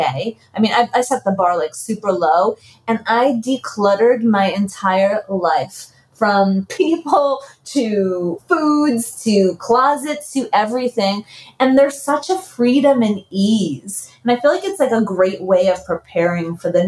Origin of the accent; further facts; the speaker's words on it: New York City, New York, United States; moved away; born and raised in the Bronx